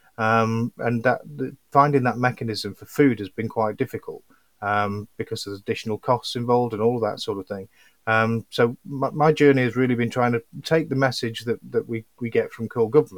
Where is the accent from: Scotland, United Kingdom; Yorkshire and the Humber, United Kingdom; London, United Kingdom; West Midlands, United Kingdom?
Yorkshire and the Humber, United Kingdom; I'm from Yorkshire